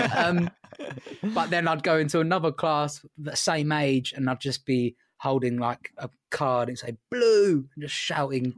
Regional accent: England, United Kingdom; I'm English

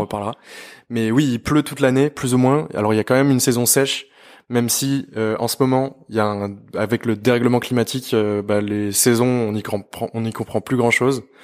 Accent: France; moved away as an adult; also born or lived in Abidjan, Côte d'Ivoire; en tant que Français

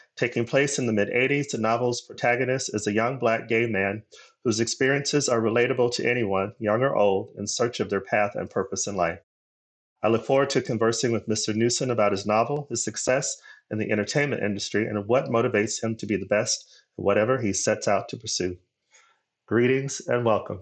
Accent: Arizona, United States; moved away; also born or lived in Los Angeles; my home state of Arizona

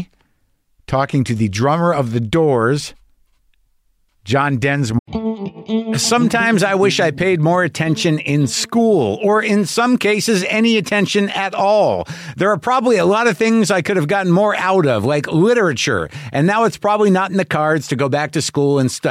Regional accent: Albuquerque, New Mexico, United States; also born or lived in New Jersey; I was born in Jersey, but I mostly grew up in Albuquerque

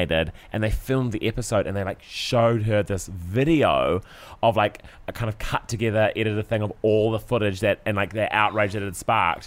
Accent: Christchurch, Canterbury, New Zealand; where we grew up, it snows like once a year in Christchurch

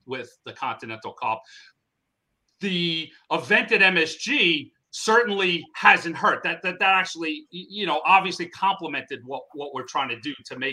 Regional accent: New York City, New York, United States; being born and raised in New York City

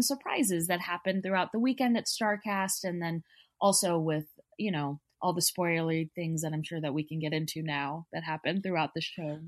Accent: Texas, United States; I'm from Texas

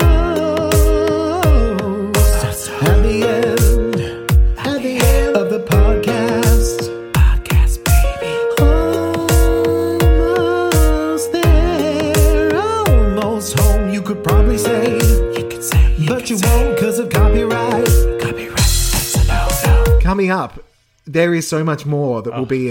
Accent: Australia; that's how you say that down here

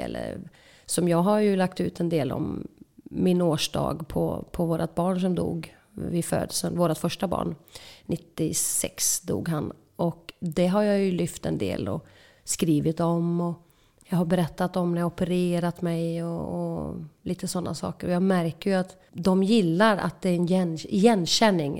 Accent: Åsarp, Västra Götaland, Sweden; Vi eh, växte upp på en eh, stor bondgård i Åsarp, två mil söder om Falköping

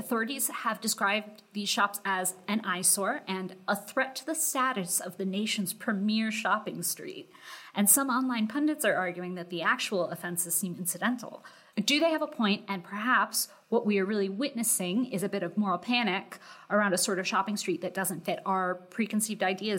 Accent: United States; as an American

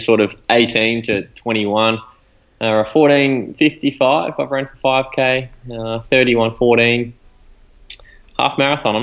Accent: Ballarat, Victoria, Australia; also born or lived in Melbourne; I'm from Ballarat, born and bred

